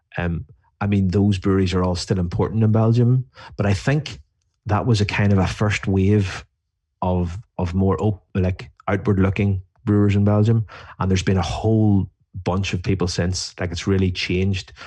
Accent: Ireland; I'm from Ireland.

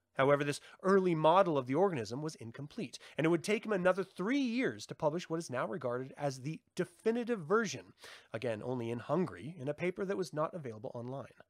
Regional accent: United States; I'm American.

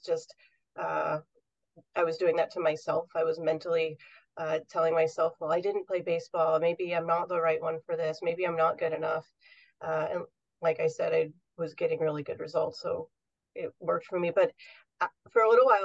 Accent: New York, United States; now in Southern California, United States; I grew up in New York

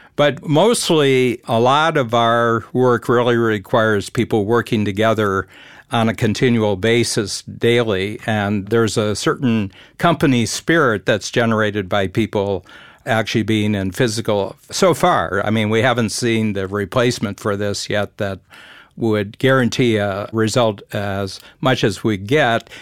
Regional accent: near Cleveland, Ohio, United States; I grew up near Cleveland

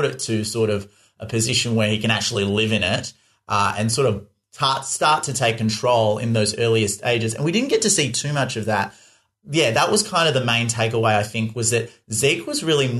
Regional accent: Perth, Western Australia, Australia; accent: Australian; I'm from Perth in Western Australia on the west side

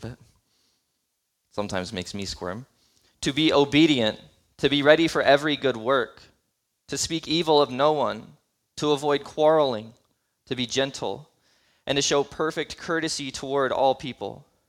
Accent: United States

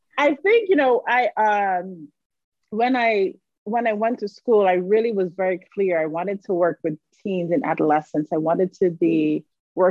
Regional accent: Barbados; moved away as an adult; I grew up in Barbados.

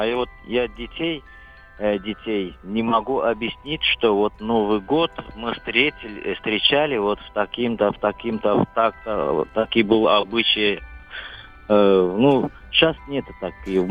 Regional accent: Georgia; moved away as an adult; now in Moscow, Russia; Я вот с родом из Грузии уже 20 лет в Москве живу

